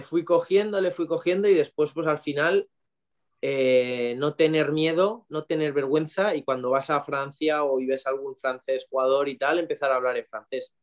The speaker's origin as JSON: {"language": "Spanish", "town": "Valencia", "region": "Valencian Community", "country": "Spain", "tie": "born or raised there", "also_born_or_lived": "Cuenca"}